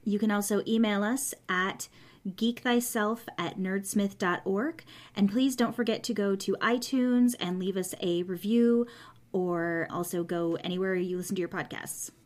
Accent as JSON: {"language": "English", "town": "San Jose", "region": "California", "country": "United States", "tie": "born or raised there", "said": "I grew up in a place called San Jose, which is somewhere between Santa Cruz and Berkeley"}